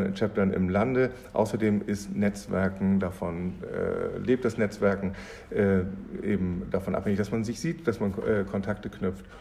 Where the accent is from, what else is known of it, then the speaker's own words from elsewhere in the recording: Kiel, Schleswig-Holstein, Germany; ich bin ähm, ein Kieler Jung